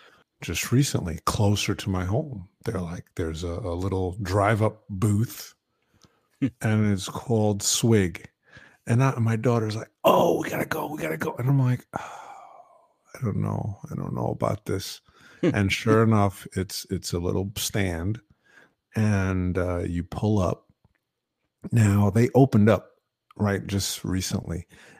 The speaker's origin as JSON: {"language": "English", "town": "New York City", "region": "New York", "country": "United States", "tie": "born or raised there", "said": "growing up in the Bronx, you know, we'd go down to visit family down in the South Bronx."}